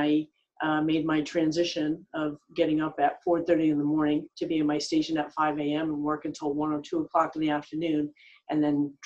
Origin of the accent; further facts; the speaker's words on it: Rhode Island, United States; moved away as an adult; now in Los Angeles, United States; I actually started in back east, growing up in Rhode Island.